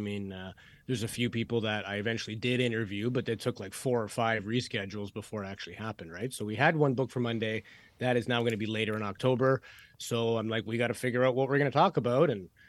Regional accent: Canada; I'm Canadian.

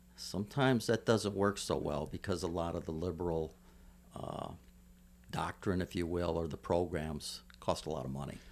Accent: Toledo, Ohio, United States; now in Hawaii, United States; my hometown of Toledo, Ohio

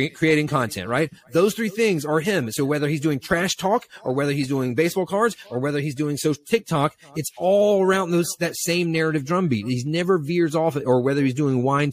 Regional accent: Eastern North Carolina, United States; I grew up in Eastern North Carolina on the water

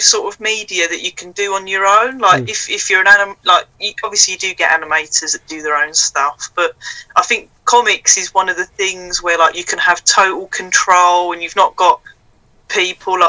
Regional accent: Ardleigh Green, London, United Kingdom; moved away; also born or lived in Harold Wood / Bolton; I was born in Harold Wood, but I grew up in Ardley Green

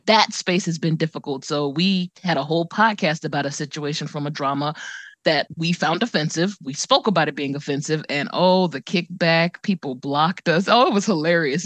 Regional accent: United States; I'm an American

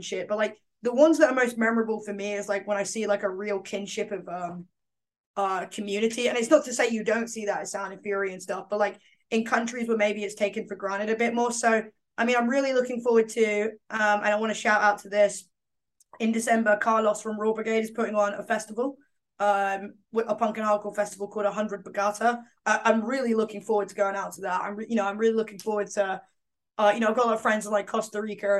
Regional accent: London, United Kingdom; accent: East End; my East End accent doesn't come out.

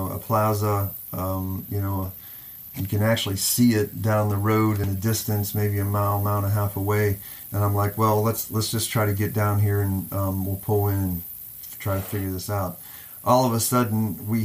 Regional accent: Johnstown, Pennsylvania, United States; moved away; I was born on David Street

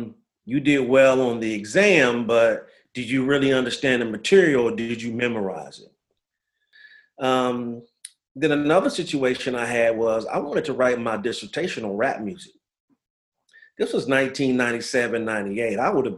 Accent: New Orleans, Louisiana, United States; As you alluded to … I'm from New Orleans, Louisiana. Son of a person who was in the military for 23 years. So we moved around a lot growing up.

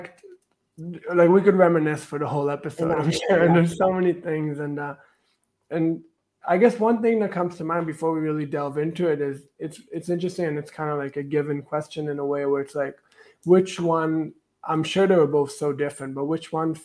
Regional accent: Israel; now in Canada; I'm not even Canadian. Like I moved to Canada. Obviously I got my citizenship and I feel just as Canadian now as I am Israeli

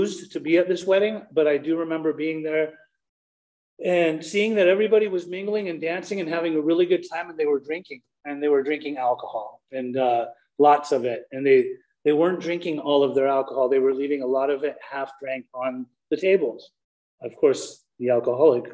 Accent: Salt Lake City, Utah, United States; also born or lived in Germany; I'm a Persian man that was born in Germany and raised in Salt Lake City, Utah

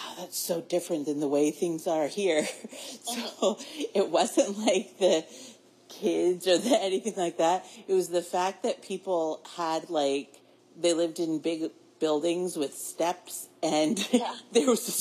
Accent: Maine, United States; we're from Maine

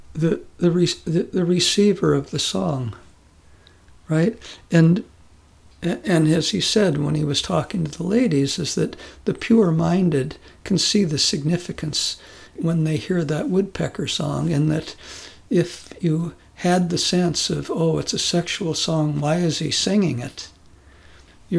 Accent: United States; moved away as an adult; also born or lived in Korea; being an American

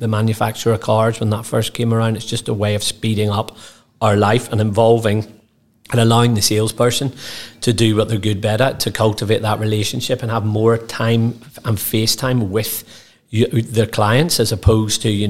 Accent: Northern Ireland, United Kingdom; growing up in Northern Ireland, having bright ginger hair and a face like this

